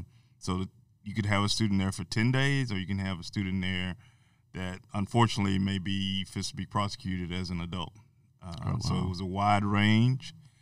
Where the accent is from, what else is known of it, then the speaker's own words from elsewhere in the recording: Amarillo, Texas, United States; I'm originally from Amarillo, Texas.